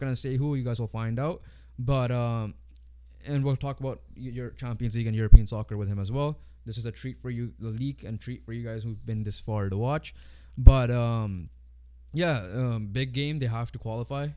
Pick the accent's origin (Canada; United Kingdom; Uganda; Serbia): Canada; 'cause we're Canadian